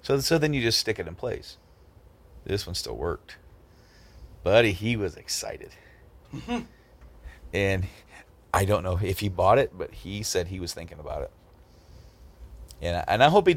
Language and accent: English; Hoopeston, Illinois, United States; Hoopston, where I went to high school, and some of the old stopping grounds. Where I lived was a town 12 miles past